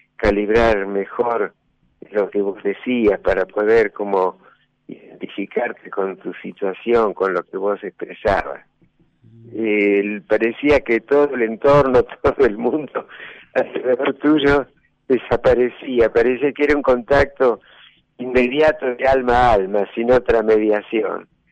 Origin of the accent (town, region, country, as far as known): Rosario, Santa Fe, Argentina; moved away as an adult; also born or lived in San Luis; now in La Rioja, Argentina